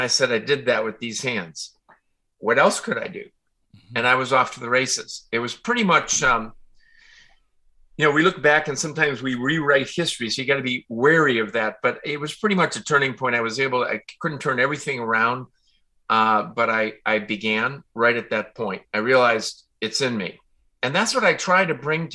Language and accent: English; Chicago, Illinois, United States; I grew up in Chicago, out in the suburb